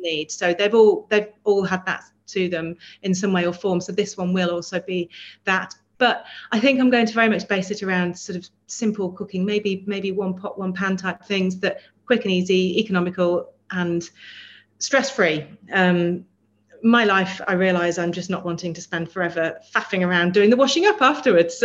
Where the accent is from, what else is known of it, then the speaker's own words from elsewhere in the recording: Melton Mowbray, East Midlands, United Kingdom; now in London, United Kingdom; I grew up in Melton Mowbray, so I'm from the land of pork pie